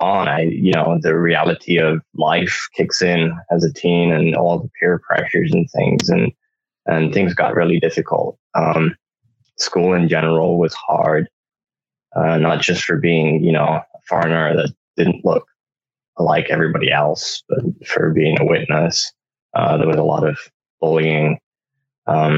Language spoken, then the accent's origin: English; United Kingdom; moved away as an adult; also born or lived in Honduras; now in United States; had to move to back to the UK because my dad's British. And then I spent pretty much the majority of my life there